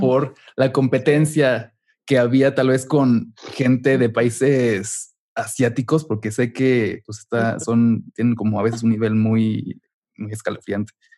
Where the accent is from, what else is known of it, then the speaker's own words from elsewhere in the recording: Mexico; moved away as an adult; also born or lived in Chicago; soy de México